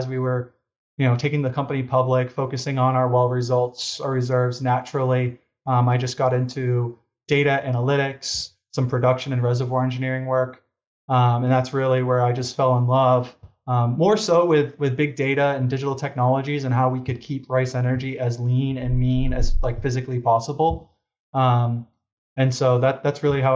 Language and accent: English; Boston, Massachusetts, United States; moved away; our family, my three brothers, myself, you know, we're originally from Boston, Massachusetts